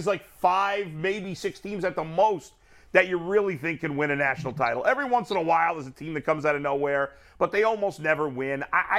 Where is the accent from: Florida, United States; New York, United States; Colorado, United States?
New York, United States; New York City; I grew up in New York City. I'm 50 years old.